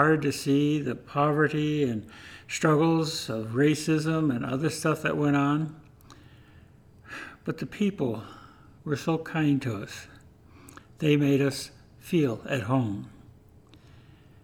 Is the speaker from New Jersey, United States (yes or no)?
no; Ellsworth, Iowa, United States; moved away as an adult; I was born in Ellsworth, Iowa, and spent my first 25 years basically there on the farm.